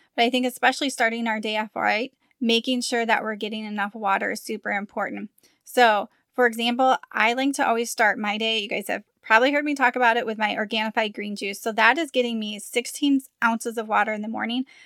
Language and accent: English; Midwest, United States; moved away as an adult; now in Arizona, United States; We're from the Midwest